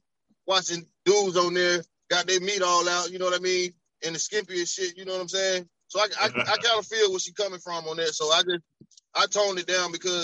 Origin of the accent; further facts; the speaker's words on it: Alabama, United States; moved away as an adult; now in Columbia, United States; I'm from Alabama, right? So, but I've been in Columbia